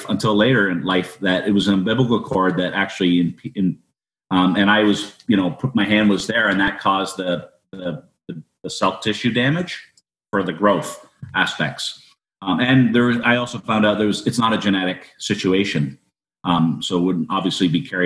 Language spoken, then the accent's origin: English; Niagara Falls, Ontario, Canada; I was born in Niagara Falls General Hospital